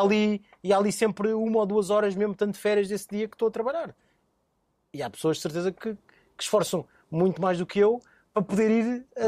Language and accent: Portuguese; Lisbon, Portugal; Nasci em Alvalade, bairro São Miguel, portanto com muito orgulho. Alvalade City